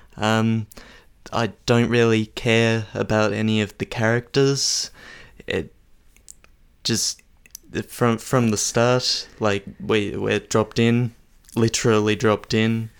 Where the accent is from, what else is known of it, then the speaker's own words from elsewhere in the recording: Australia; as an Australian